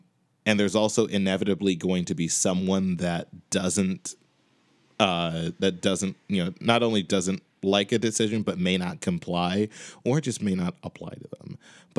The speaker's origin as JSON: {"language": "English", "town": "Chicago", "region": "Illinois", "country": "United States", "moved": "yes", "lives_now": "Boston, United States", "said": "I'm currently living in Boston, but I am from Chicago."}